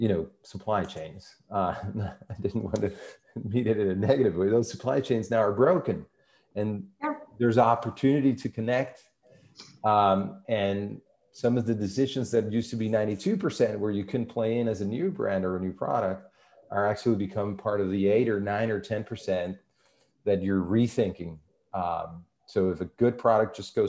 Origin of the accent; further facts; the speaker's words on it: Venezuela; moved away; I'm originally from Venezuela. Venezuela, you know, South American, and actually I am born in a mountain city.